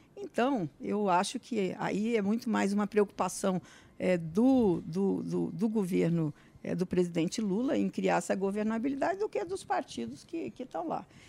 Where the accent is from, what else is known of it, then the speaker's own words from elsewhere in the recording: Brazil; eu, como brasileira, e como senadora da República